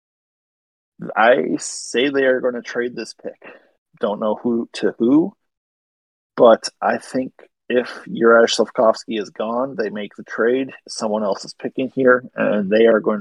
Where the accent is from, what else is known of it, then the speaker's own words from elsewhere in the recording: Canada; I'm French Canadian